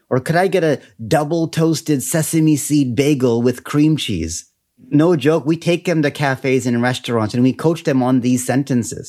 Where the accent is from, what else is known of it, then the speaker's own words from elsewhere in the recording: Canada; also born or lived in Taiwan; I am Canadian.